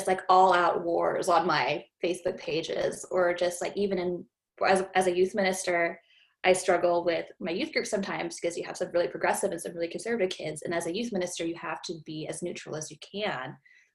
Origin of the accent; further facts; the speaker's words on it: Japan; moved away as an adult; also born or lived in Philippines; now in United States; I'm Filipino, but I grew up in Japan